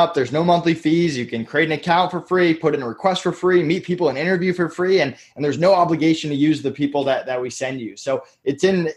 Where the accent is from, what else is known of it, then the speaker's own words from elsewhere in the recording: Massachusetts, United States; now in Orlando, United States; I'm from Massachusetts originally